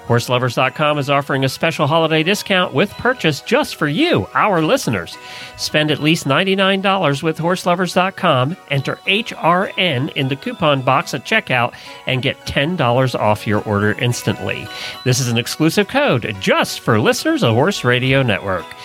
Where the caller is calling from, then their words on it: Hope, British Columbia, Canada; I'm up in Hope, BC.